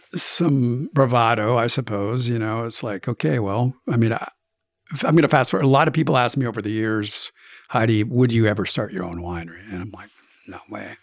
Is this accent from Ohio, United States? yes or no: no; Oregon, United States; I'm from Oregon